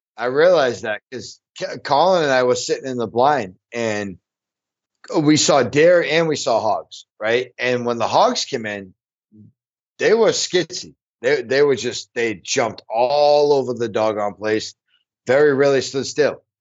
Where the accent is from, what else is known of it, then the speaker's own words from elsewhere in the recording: Illinois, United States; my home state, Illinois